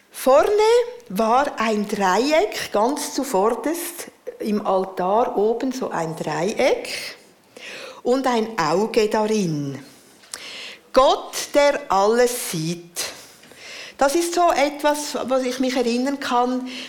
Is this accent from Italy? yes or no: no; Central Switzerland, Switzerland; Ich bin in der Innerschweiz aufgewachsen.